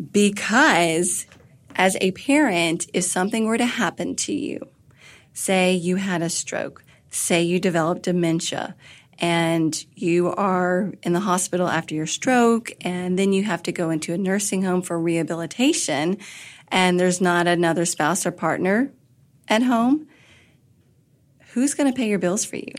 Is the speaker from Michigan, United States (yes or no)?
no; Kentucky, United States; moved away as an adult; also born or lived in Washington, D.C.; I had moved back from Washington, D.C. to my home state of Kentucky.